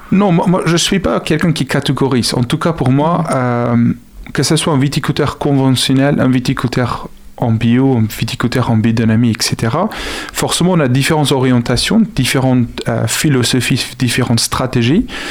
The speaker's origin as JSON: {"language": "French", "country": "South Africa", "tie": "born or raised there", "second_language": "French", "moved": "yes", "lives_now": "France", "said": "je suis originaire d'Afrique du Sud."}